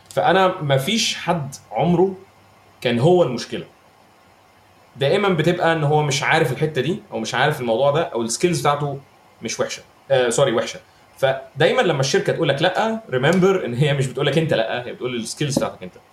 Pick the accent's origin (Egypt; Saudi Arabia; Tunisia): Egypt; ساعات بحس ان احنا في مصر تو هارش على جوده الانجليزي اللي عندنا في مصر